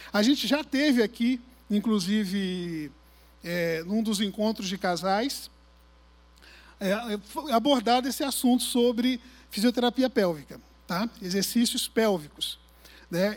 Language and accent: Portuguese; Arraial do Cabo, Rio de Janeiro, Brazil; Eu nasci em Cabo Frio, fui criado em Arraial do Cabo